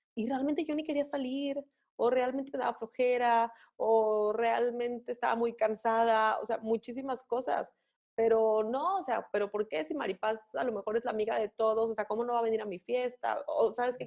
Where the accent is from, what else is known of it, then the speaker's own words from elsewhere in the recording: Mexico; nuestra cultura como mexicanos